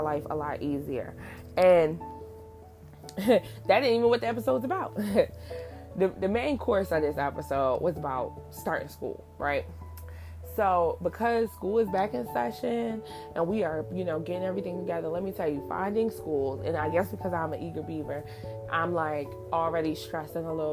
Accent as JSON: {"language": "English", "region": "New Jersey", "country": "United States", "tie": "born or raised there", "said": "where I grew up in New Jersey"}